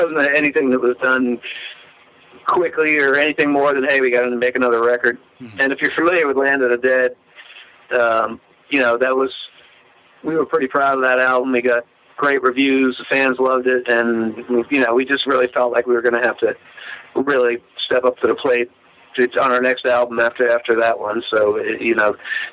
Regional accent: Attleboro, Massachusetts, United States; I'm from Attleboro. If you know where that is, that's where I grew up. That's my hometown

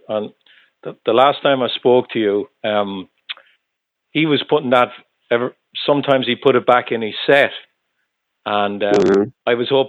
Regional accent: Ireland; now in Lowell, United States; I am in Lowell, Massachusetts. I'm originally from Ireland, though

